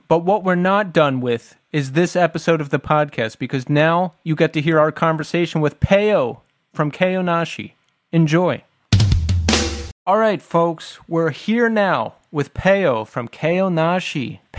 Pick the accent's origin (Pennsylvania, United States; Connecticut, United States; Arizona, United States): Pennsylvania, United States; Philadelphia; No, we have Philadelphia ties. That is where we are from. I was born in the Northeast, raised in the suburbs, and then I lived in the city for 10 years.